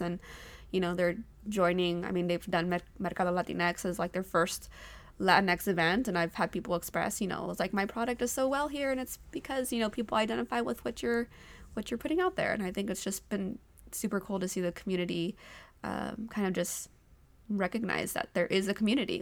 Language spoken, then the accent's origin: English; Modesto, California, United States; also born or lived in Bay Area, California; I grew up in Modesto